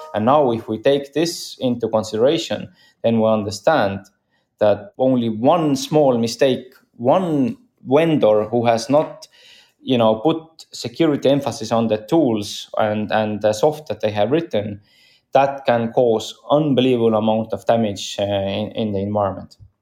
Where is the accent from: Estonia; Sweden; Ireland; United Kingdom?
Estonia; I'm from Estonia